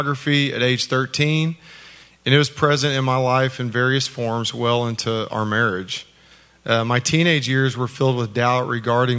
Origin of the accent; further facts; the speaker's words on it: Oklahoma, United States; I was born in Oklahoma and raised in a fiercely competitive alpha male environment